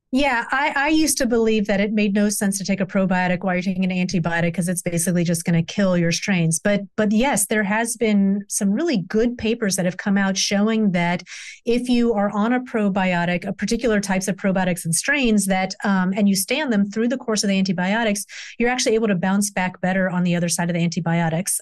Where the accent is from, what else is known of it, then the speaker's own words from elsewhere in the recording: the South, United States; I grew up in the South.